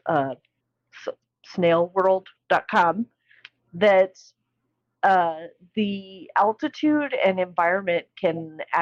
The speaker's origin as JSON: {"language": "English", "region": "Colorado", "country": "United States", "tie": "born or raised there", "said": "my hometown of Colorado"}